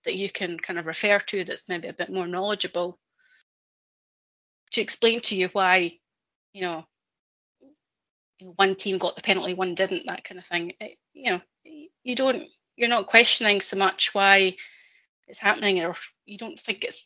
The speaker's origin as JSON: {"language": "English", "region": "Scotland", "country": "United Kingdom", "said": "I'm Scottish"}